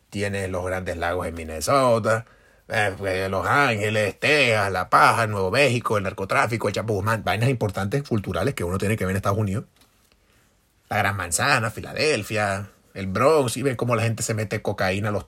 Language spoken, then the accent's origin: Spanish; Venezuela; Y si no lo hiciste, fracasaste como venezolano Nietzsche, entre los cuales yo me incluyo de primero.